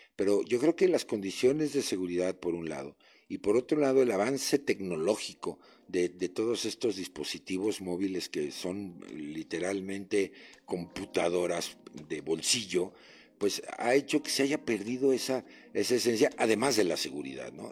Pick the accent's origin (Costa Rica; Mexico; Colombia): Mexico; como mexicano